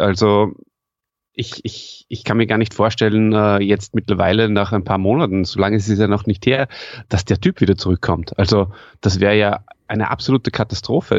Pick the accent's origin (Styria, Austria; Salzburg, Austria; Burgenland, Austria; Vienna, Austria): Salzburg, Austria; accent: Salzburger Schmäh; als Österreicher